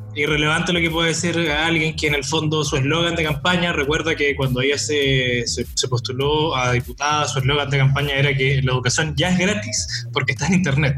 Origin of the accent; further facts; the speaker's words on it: Chile; como chilenos